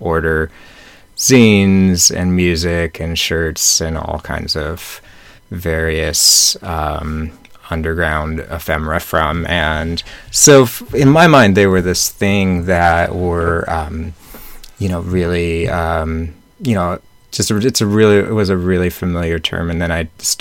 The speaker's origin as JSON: {"language": "English", "town": "Snohomish", "region": "Washington", "country": "United States", "tie": "born or raised there", "said": "I grew up in Snohomish, or outside of Snohomish, Washington, which is about 40 miles northeast of Seattle."}